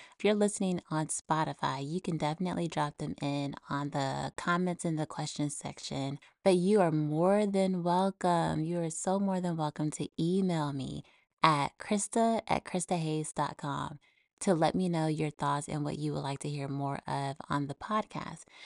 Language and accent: English; United States; now in Texas, United States; my home country, the U S